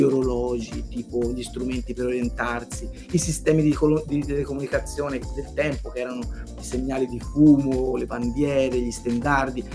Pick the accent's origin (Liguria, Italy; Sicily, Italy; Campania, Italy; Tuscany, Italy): Tuscany, Italy; Montelupo Fiorentino; sono stato anche amministratore locale del, del, mio paese, che è un piccolo paese a 20 minuti da Firenze, si chiama Montelupo Ferentino